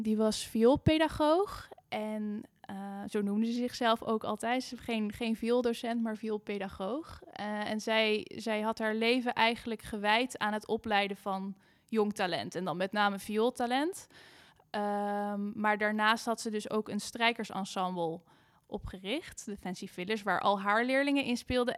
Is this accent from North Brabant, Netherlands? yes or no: no; Amersfoort, Utrecht, Netherlands; also born or lived in Amsterdam; ik kom uit Amersfoort. Daar ben ik op de muziekschool begonnen.